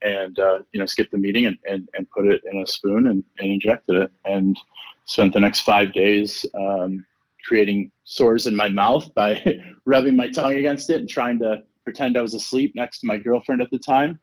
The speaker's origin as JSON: {"language": "English", "area": "East Coast", "region": "New York", "country": "United States", "tie": "born or raised there", "moved": "as an adult", "lives_now": "Los Angeles, United States", "said": "growing up on the East Coast and in New York"}